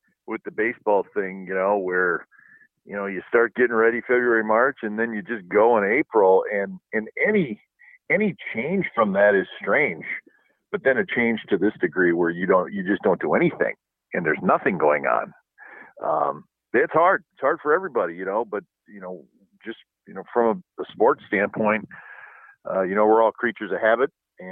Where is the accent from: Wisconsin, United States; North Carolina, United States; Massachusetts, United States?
Wisconsin, United States; now in Pleasanton, United States; where we grew up in Wisconsin